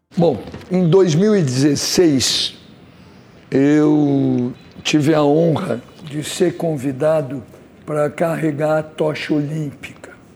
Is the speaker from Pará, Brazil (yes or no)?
no; São Paulo, Brazil; Eu não nasci no Rio, nasci em São Paulo